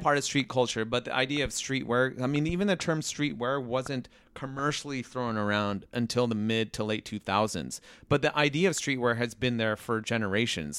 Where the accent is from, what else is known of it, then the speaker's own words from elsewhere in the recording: Riverside, California, United States; moved away as an adult; now in Los Angeles, United States; I grew up in Riverside